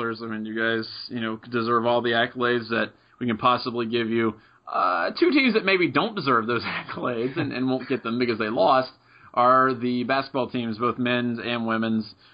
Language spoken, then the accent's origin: English; Middletown, United States; my hometown of Middletown